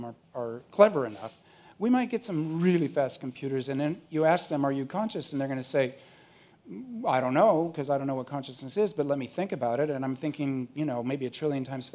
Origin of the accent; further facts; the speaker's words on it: Orange County, California, United States; I grew up in Orange County to a blue diaper baby